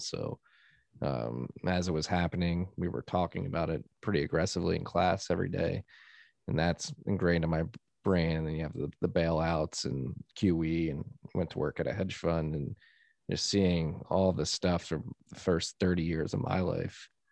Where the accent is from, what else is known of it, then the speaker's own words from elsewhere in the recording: United States; as an American